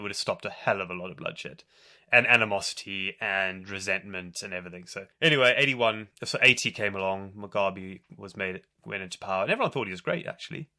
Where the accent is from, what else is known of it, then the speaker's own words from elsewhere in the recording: South Africa; moved away; also born or lived in Zimbabwe; I was born in Zimbabwe, and I did grow up there a little bit, but I moved to South Africa quite when I was quite young, and then spent most of my memorable childhood years in South Africa.